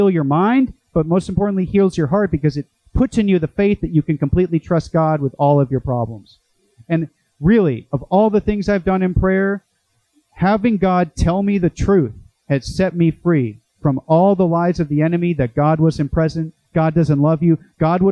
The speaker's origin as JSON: {"language": "English", "town": "Boston", "region": "Massachusetts", "country": "United States", "also_born_or_lived": "Chicago", "moved": "yes", "lives_now": "Santiago Retreat Center, Orange County, United States", "said": "I'm from Boston"}